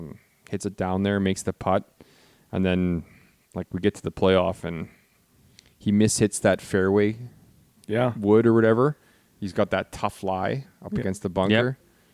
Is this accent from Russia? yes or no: no; Canada